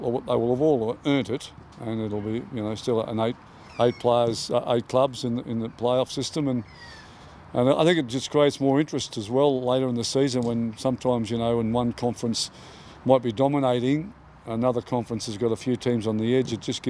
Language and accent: English; Queensland, Australia; now in Sydney, Australia; I came from Queensland. I didn't understand it, didn't get it until I arrived in Sydney.